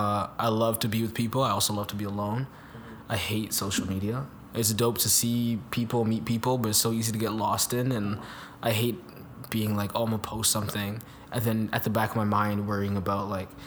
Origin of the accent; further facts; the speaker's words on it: Jamaica; Yeah, then growing up in Jamaica, it's just like a lot more physical and emotional place in a sense.